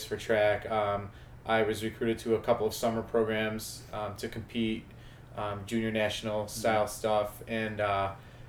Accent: West Seneca, New York, United States; now in Rochester, United States; I grew up in West Seneca.

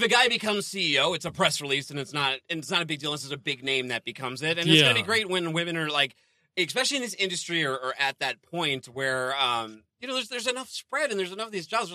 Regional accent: Northeast, United States; I'm from the Northeast

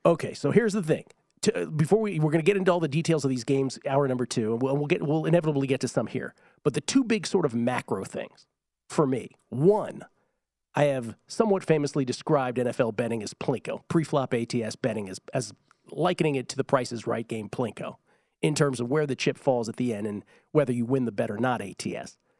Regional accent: Washington, District of Columbia, United States; now in Nevada, United States; I grew up in Washington, D C

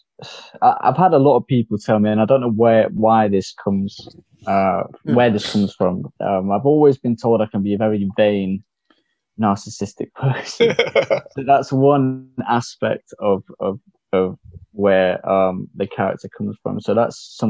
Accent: Mumbai, Maharashtra, India; moved away; I was born in Mumbai. I come from the gullies, as we call it, the streets.

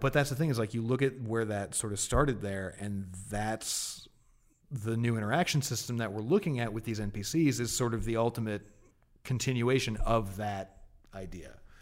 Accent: Martha's Vineyard, Massachusetts, United States; moved away as an adult; also born or lived in Boston; so I'm originally from Massachusetts. Um, my early years were spent, uh, on Martha's Vineyard off Cape Cod.

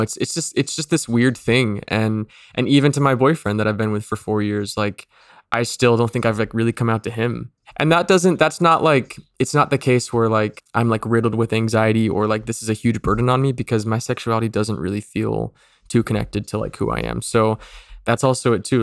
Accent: Mesa, Arizona, United States; moved away; I was born in Mesa, Arizona

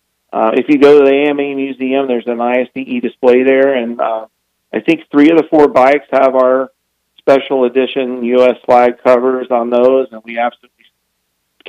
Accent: Florida, United States; moved away; I'm originally from Florida

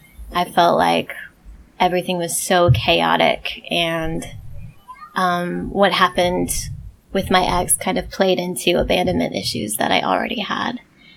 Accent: Midwest, United States; also born or lived in Portland, United States / Birmingham, United States; We moved around a lot because my dad was a preacher, but Midwest, in the north, went to school down south, lived in Portland for a while, and then Birmingham.

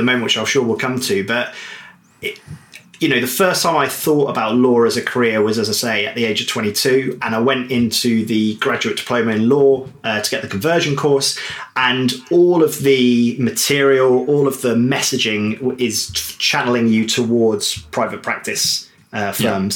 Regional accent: Devon, South West England, United Kingdom; moved away as an adult; I grew up in Devon by the coast

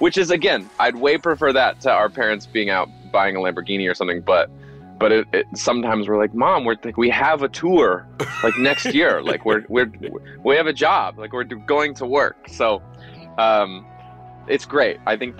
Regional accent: Los Angeles, California, United States; Yeah, I was born here.

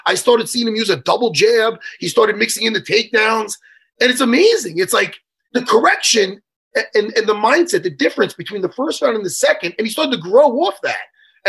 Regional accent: East Meadow, New York, United States; I grew up in East Meadow.

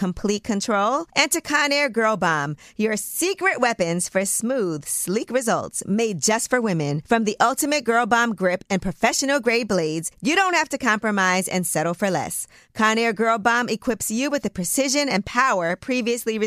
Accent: New York, United States; being from New York

